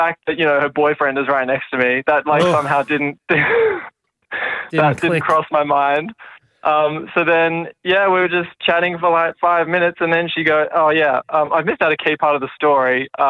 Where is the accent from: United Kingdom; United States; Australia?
Australia; Perth, Western Australia; I grew up in Perth